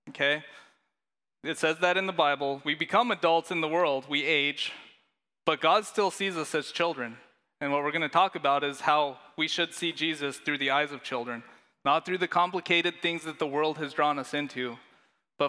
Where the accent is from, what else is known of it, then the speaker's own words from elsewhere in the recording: Leadville, Colorado, United States; I grew up in Colorado in a little town called Leadville